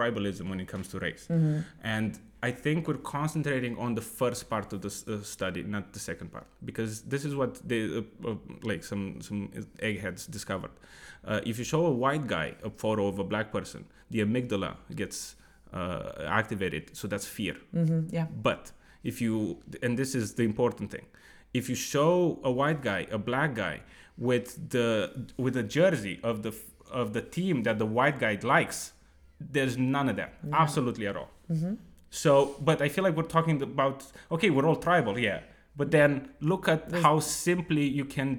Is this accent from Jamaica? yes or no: no; Romania; moved away; also born or lived in Bucharest; I'm Romanian